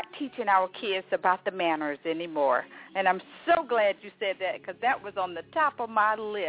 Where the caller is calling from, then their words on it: Montgomery, Alabama, United States; calling from Montgomery.